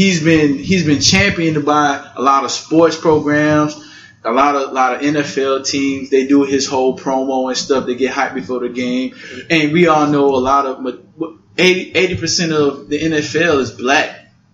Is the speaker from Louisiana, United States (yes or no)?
yes; Louisiana, United States; Like, okay, I'm from Louisiana.